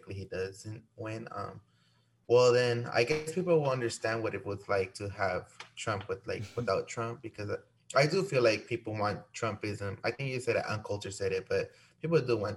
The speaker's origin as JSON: {"language": "English", "town": "Dallas", "region": "Texas", "country": "United States", "tie": "born or raised there", "said": "I grew up in Pleasant Grove, so obviously it's different from East Dallas"}